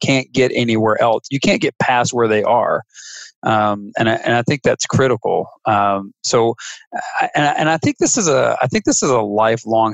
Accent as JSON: {"language": "English", "region": "Mississippi", "country": "United States", "tie": "born or raised there", "said": "I'm from Podunk, Nowhereville, Mississippi"}